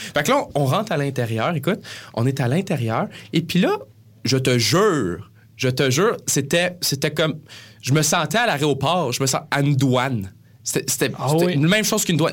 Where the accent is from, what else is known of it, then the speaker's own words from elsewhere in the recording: Granby, Quebec, Canada; moved away as an adult; now in Montreal, Canada; on vient de Granby